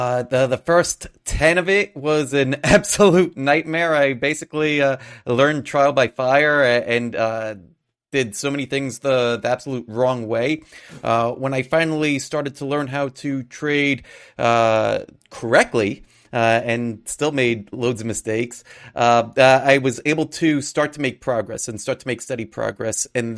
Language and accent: English; Astoria, New York, United States; I grew up in Astoria, Queens. I'm not sure if everybody doesn't know where that is. It's part of New York City. Queens is one of the boroughs in New York City.